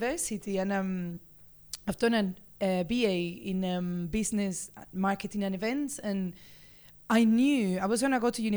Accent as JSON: {"language": "English", "town": "Seville", "region": "Andalusia", "country": "Spain", "tie": "born or raised there", "second_language": "English", "moved": "as an adult", "lives_now": "Birmingham, United Kingdom", "said": "As you can tell, I'm Spanish. I was born in Seville. It's a beautiful city in the south of Spain"}